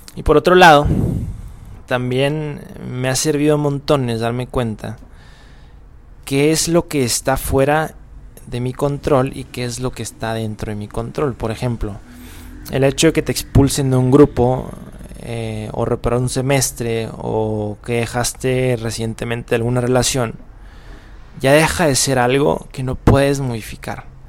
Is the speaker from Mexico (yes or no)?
yes; Mexico; moved away; soy mexicano, pobre de mí, eh, estoy en otro país